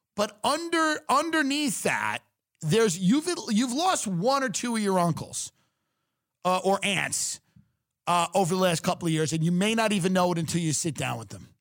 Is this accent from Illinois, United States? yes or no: no; Long Island, New York, United States; I'm from Long Island where women are very, some of them are very masculine